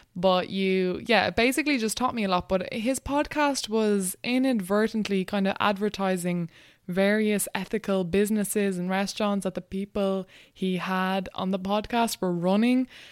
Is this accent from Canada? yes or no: no; Wexford, Leinster, Ireland; moved away as an adult; also born or lived in Dublin / Dundalk; I grew up in Wexford, That's where I went to school and everything